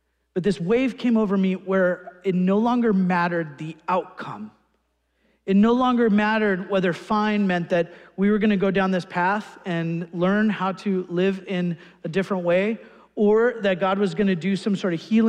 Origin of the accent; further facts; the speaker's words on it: California, United States; I grew up in California, and where I was then was Newport Beach, California.